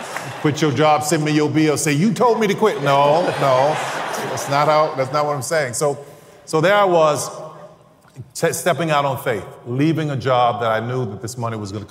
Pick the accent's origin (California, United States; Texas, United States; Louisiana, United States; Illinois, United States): Louisiana, United States; New Orleans; I'm from New Orleans